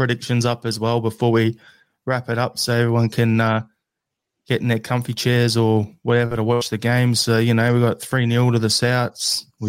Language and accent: English; Australia; As an Aussie Western Sydney Wanderer and Celtic fan